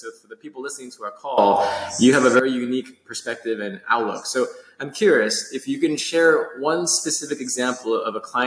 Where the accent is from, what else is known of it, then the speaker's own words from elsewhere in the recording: New York City, New York, United States; growing up in New York City